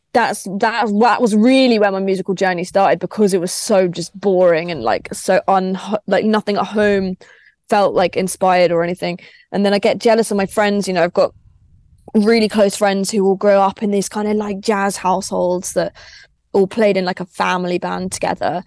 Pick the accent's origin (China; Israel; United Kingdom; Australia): United Kingdom; Crawley, South East England; I grew up in Crawley.